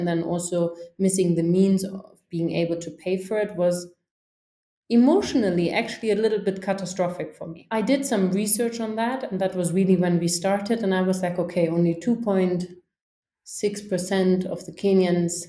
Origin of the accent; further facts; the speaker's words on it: a small town in the north of Germany, about 100 km north of Hamburg, Schleswig-Holstein, Germany; moved away as an adult; also born or lived in Dublin / Africa; I grew up in a small town in the north of Germany, just about 100 kilometers north of Hamburg